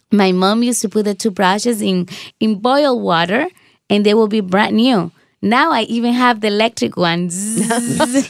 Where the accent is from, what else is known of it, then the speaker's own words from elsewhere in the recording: Dominican Republic; moved away; I grew up in the Dominican Republic.